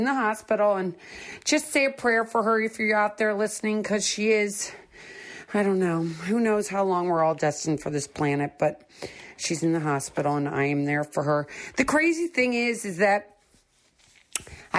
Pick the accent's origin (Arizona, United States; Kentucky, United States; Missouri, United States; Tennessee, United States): Missouri, United States; St. Louis; Growing up in St. Louis, Missouri